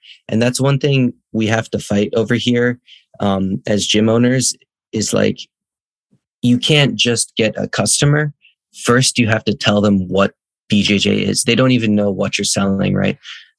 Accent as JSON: {"language": "English", "town": "Ames", "region": "Iowa", "country": "United States", "tie": "born or raised there", "also_born_or_lived": "Ithaca, New York", "moved": "as an adult", "lives_now": "Japan", "said": "I am half Japanese. I was born in Ithaca, New York, and then raised in Ames, Iowa."}